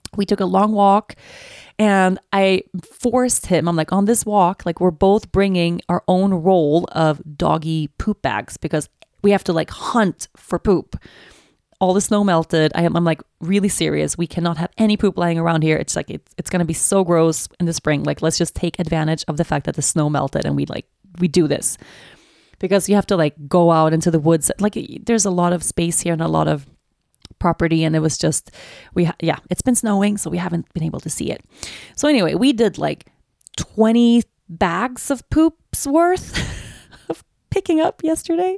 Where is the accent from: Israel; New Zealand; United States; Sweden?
Sweden; Stockholm, Stockholm County; Stockholm is my hometown.